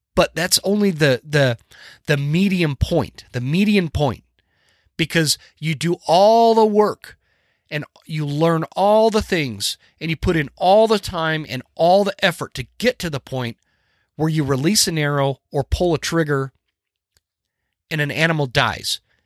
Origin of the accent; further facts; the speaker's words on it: the West, United States; I grew up in the West, where we hunted